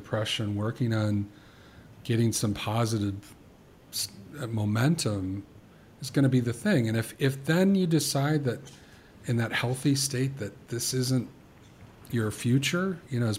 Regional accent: the South, United States; moved away; I was born in the South

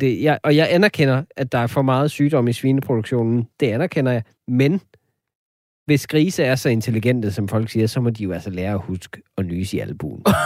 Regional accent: Denmark

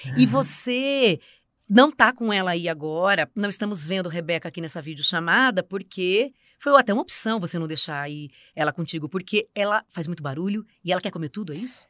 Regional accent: Americana, São Paulo, Brazil; lá na minha cidade americana, fubeca é a mesma coisa que bolinha de gude.

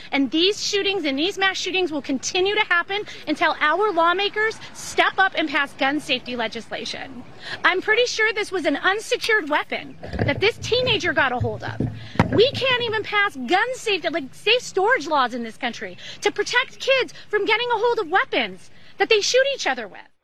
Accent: Highland Park, Illinois, United States; I'm from Highland Park

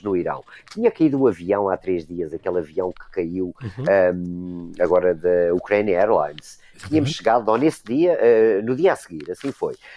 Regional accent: Portugal; nós como portugueses

